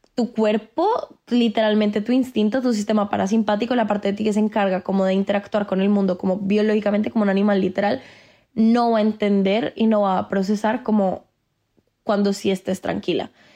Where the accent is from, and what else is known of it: Colombia